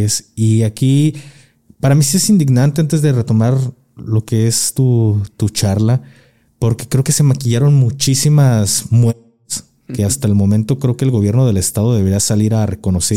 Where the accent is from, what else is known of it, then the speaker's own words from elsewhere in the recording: Guadalajara, Jalisco, Mexico; soy tapatío